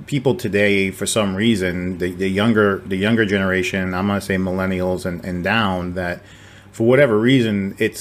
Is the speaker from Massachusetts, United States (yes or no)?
yes; on the Rhode Island line, Massachusetts, United States; now in Texas, United States; I'm in Texas, right? I mean, but I grew up in Massachusetts on the Rhode Island line. When my parents divorced, I had one in one state, one in the other